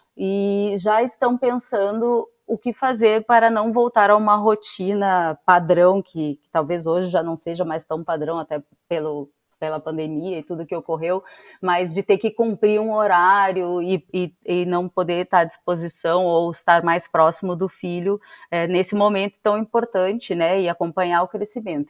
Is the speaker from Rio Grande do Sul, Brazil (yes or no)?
yes; Rio Grande do Sul, Brazil; moved away; sou gaúcha